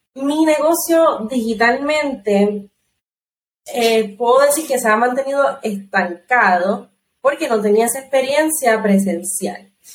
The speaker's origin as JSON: {"language": "Spanish", "country": "Puerto Rico"}